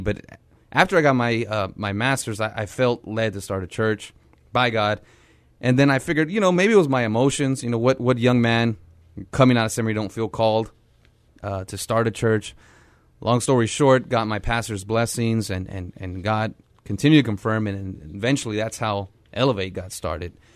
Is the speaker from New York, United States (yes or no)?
no; San Antonio, Texas, United States; growing up on the South Side, um, grew up very poor